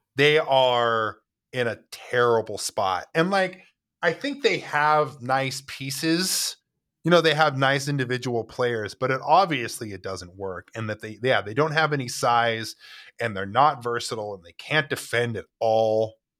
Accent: United States; as an American

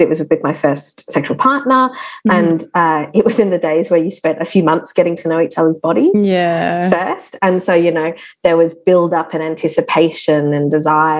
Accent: Darwin, Northern Territory, Australia; I grew up in Darwin

